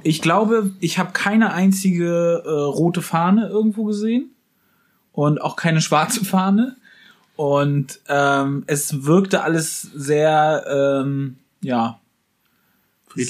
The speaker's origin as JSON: {"language": "German", "town": "Wismar", "region": "Mecklenburg-Vorpommern", "country": "Germany", "moved": "yes", "lives_now": "Berlin, Germany", "said": "bei uns in Wismar auch äh, Wismar und Umgebung"}